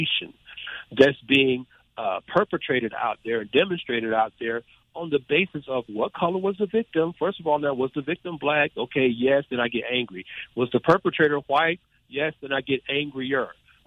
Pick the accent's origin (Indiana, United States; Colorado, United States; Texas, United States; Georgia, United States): Georgia, United States; Atlanta; my hometown, Atlanta